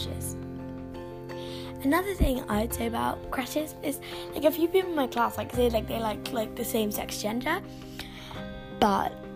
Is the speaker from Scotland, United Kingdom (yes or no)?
no; London, United Kingdom; I'm 11 years old, I'm from London, I'm in year six